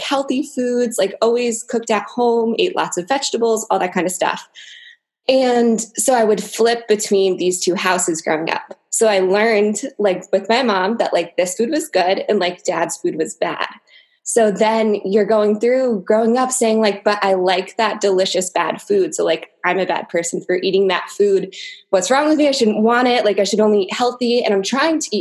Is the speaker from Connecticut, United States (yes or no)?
yes; Connecticut, United States; now in New Jersey, United States; I grew up in Connecticut and now I live in New Jersey